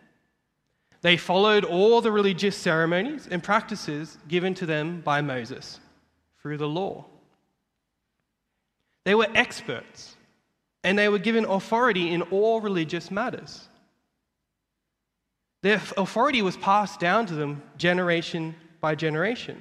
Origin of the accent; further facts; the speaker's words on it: Australia; I was born in Australia and I'm a student that's studying at Moore Theological College